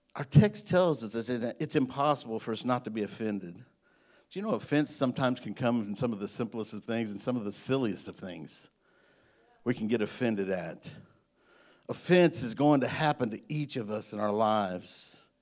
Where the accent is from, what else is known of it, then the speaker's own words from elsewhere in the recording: Illinois, United States; now in Greenbrier, Arkansas, United States; I'm from Illinois. I'm a Yankee